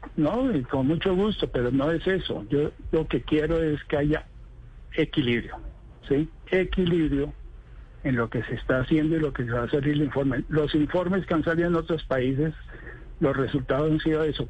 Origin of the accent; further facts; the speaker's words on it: Colombia; Yo como colombiano